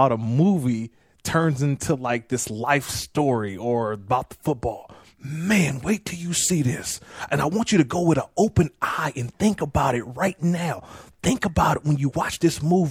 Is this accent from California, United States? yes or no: yes; Oakland, California, United States; also born or lived in San Diego; I grew up in the Bay Area, so I watched Ken Norton